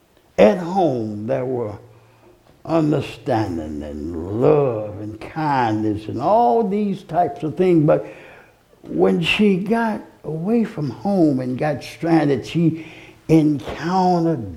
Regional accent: Alabama, United States; When I was born in Alabama

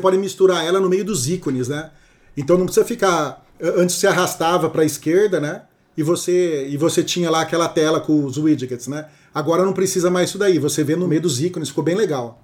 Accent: Brazil; como bom brasileiro

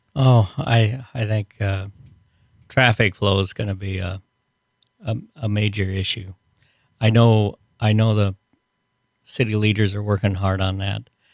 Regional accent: Iowa, United States; moved away as an adult; now in Kearney, United States; we moved here because it reminded me of, of, of the small towns we came from

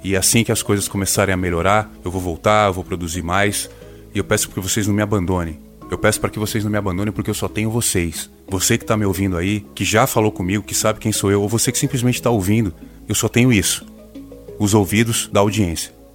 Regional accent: coast of São Paulo state, Brazil; vindo da região que eu venho, do litoral do estado de São Paulo

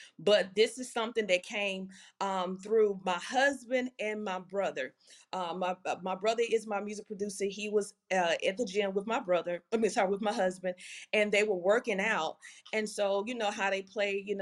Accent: Louisiana, United States; I'm from Louisiana.

